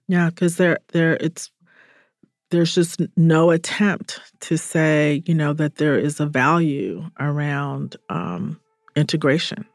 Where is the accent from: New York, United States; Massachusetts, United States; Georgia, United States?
Georgia, United States; Atlanta; I grew up in Atlanta